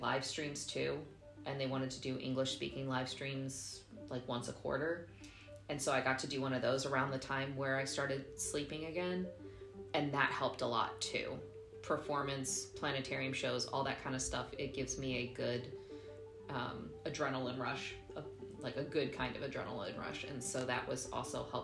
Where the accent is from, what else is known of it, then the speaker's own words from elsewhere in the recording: United States; moved away as an adult; now in Germany; as an American